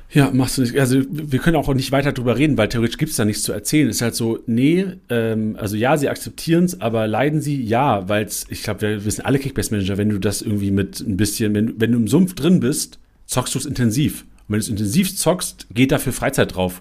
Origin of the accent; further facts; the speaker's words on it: Lüneburg, Lower Saxony, Germany; now in Mainz, Germany; Ich bin in Lüneburg groß geworden, im Norden